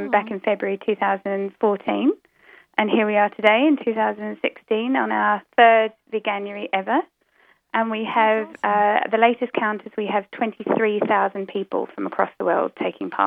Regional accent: New Zealand; now in United Kingdom; I live in the UK, so I don't know if you guys can, can tell, but um, my accent's a bit muddled up because originally I come from New Zealand.

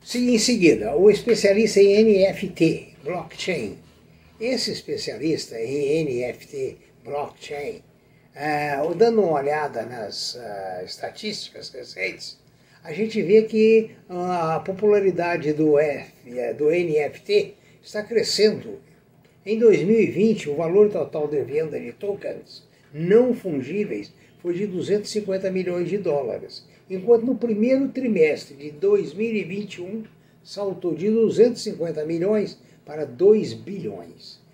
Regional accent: Brazil; Trabalhei muito lá fora pelo país

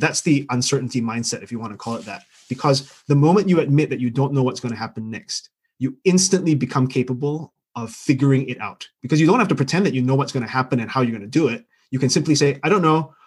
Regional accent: Singapore; now in London, United Kingdom; I'm Singaporean by birth. I grew up there

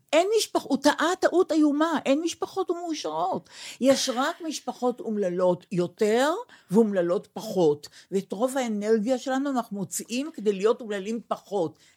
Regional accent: Israel; אני ישראלית ויהודייה

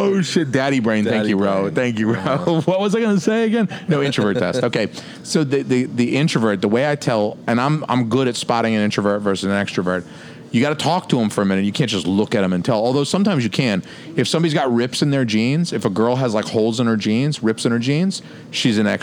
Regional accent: Georgia, United States; moved away; I'm from Georgia

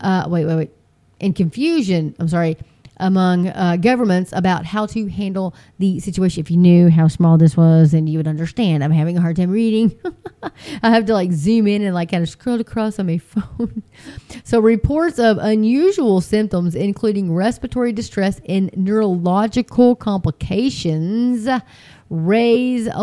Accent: Texas, United States; I'm Texan girl.

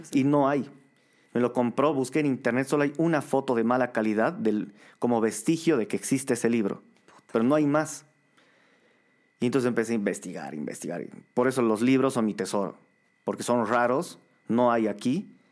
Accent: Bolivia

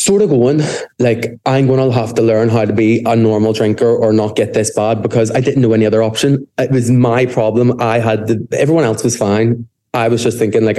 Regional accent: Belfast, Northern Ireland, United Kingdom; I'm from Belfast, if the accent didn't give that away already.

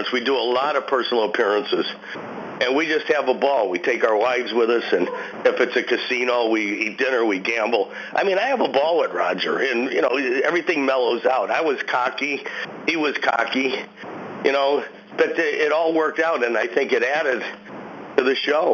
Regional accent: Chicago, Illinois, United States; moved away; also born or lived in Hollywood; coming from the streets of Chicago

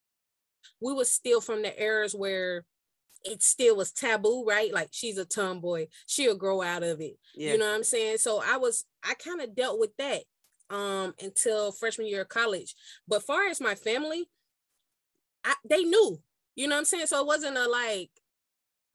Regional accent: Chattanooga, Tennessee, United States; I am from Chattanooga, Tennessee.

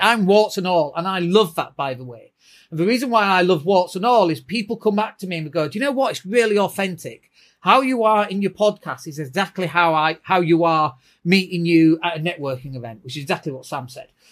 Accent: Leeds, Yorkshire and the Humber, United Kingdom; I'm from Leeds

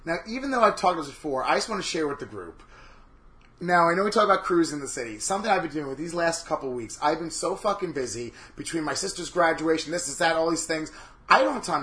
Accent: New York, United States; I am a New Yorker through and through

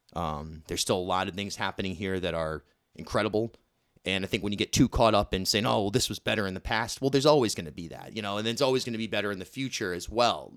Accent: Rhode Island, United States; moved away as an adult; also born or lived in Brooklyn, New York / Newport, Rhode Island; Growing up in Rhode Island

